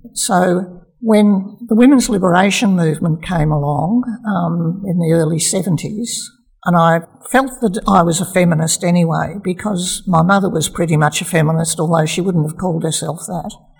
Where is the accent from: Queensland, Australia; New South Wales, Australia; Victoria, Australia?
Victoria, Australia; Melbourne; now in Castlemaine, Australia; in those early days, my mother and my grandmother and I um, lived in a little flat in Melbourne